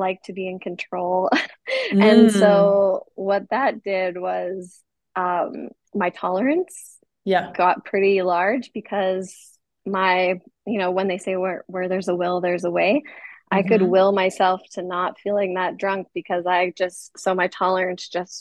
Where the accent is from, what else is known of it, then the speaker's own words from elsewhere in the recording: Edmonton, Alberta, Canada; moved away as an adult; now in Kansas City, United States; growing up in Canada, we are around alcohol at a very young age